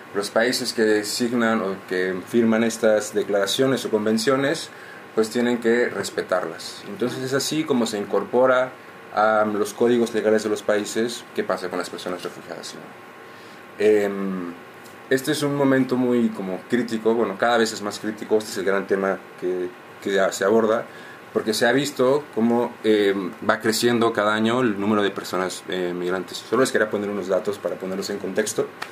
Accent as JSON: {"language": "Spanish", "country": "Mexico", "moved": "yes", "said": "yo vengo de México"}